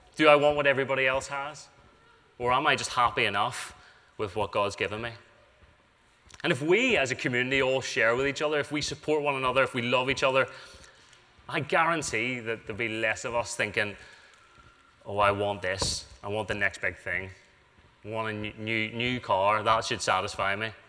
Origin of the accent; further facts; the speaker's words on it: United Kingdom; we're British